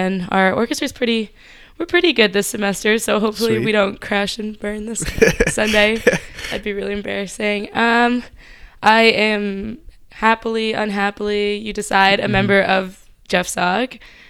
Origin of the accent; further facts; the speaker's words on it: Myanmar; but I grew up in Myanmar.